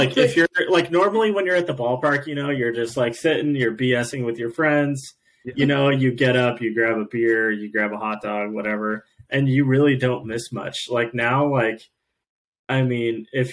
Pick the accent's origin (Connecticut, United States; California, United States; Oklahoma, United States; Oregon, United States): Oregon, United States; Eugene; When I was growing up in Eugene